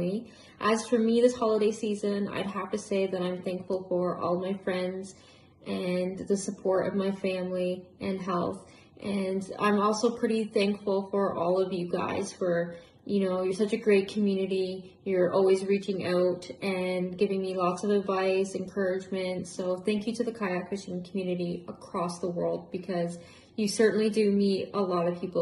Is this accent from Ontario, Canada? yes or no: yes; Ontario, Canada; I'm from Ontario, Canada.